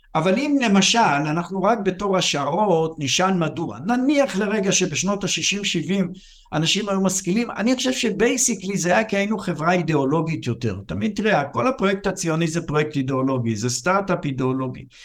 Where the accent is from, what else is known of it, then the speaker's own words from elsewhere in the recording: Israel; אני גדלתי בבית, אני גדלתי בקיבוץ